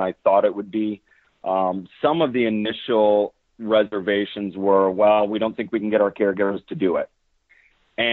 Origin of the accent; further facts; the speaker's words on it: Orange City, Iowa, United States; I grew up in Northwest Iowa in a town called Orange City